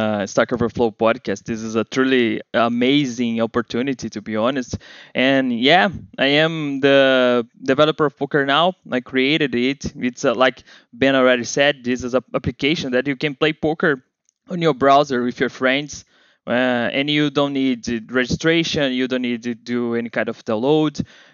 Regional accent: Rio de Janeiro, Brazil; accent: Brazilian; English is a second language; I am here from Brazil, Rio de Janeiro

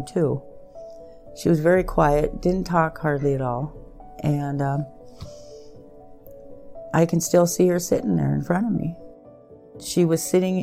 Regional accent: Williston, North Dakota, United States; I'm from Williston, North Dakota.

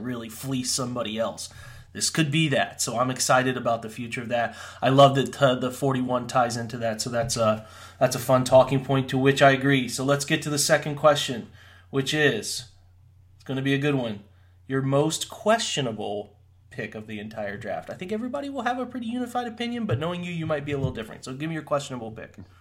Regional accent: Central Ohio, United States; I grew up in Central Ohio

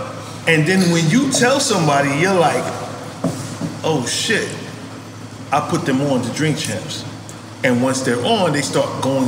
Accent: New York, United States; But you're from Miami. We're from New York.

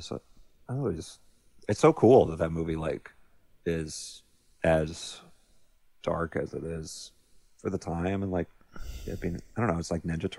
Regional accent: Tampa, Florida, United States; it's from my hometown, obviously. Not a lot of movies are set in Florida or Tampa.

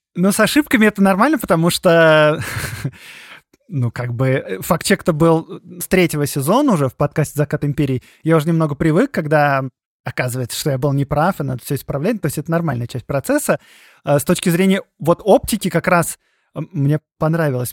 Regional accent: Moscow, Russia; Я же как бы сам москвич

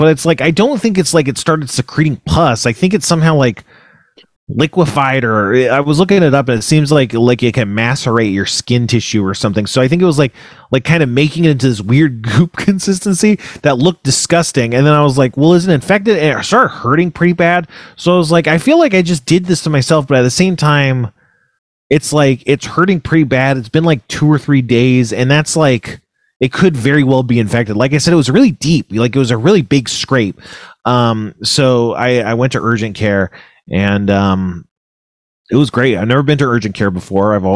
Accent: Ventura County, California, United States; the blizzard warning was for Ventura County, which is where I'm from. So I went like there, you know, my hometown

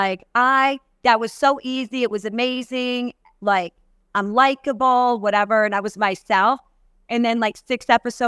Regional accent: New York, United States; moved away; I grew up in New York.

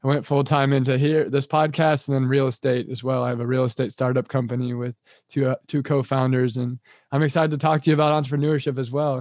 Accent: Kansas, United States; moved away; also born or lived in Thailand; I've moved back to Kansas now. I'm from Kansas too

